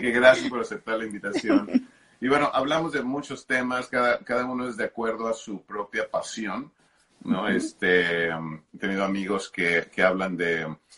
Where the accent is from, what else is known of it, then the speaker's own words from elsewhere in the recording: Mexico; hablo como mexicano